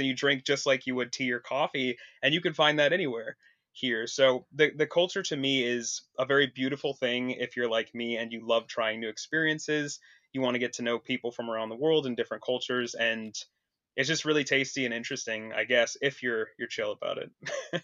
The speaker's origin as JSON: {"language": "English", "town": "Vancouver", "region": "Washington", "country": "United States", "tie": "born or raised there", "moved": "as an adult", "lives_now": "Portland, United States", "said": "I'm originally from across the river in, uh, Vancouver, Washington, though, so I've always lived here my whole life"}